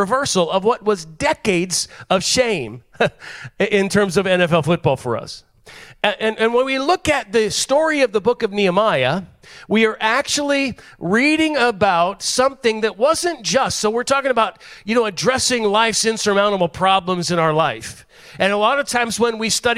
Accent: Pittsburgh, Pennsylvania, United States; I'm from Pittsburgh

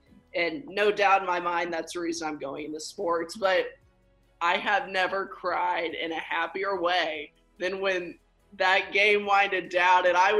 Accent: Kansas City, United States; I go to school out of state. People kind of look at you. I say I'm from Kansas City

